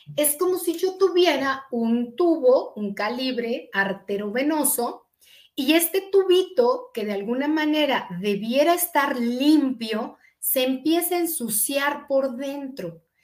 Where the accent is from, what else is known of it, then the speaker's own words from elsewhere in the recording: eastern State of Mexico, Mexico; nací en el Distrito Federal, pero toda mi infancia eh, la, desarrollé en la zona oriente del estado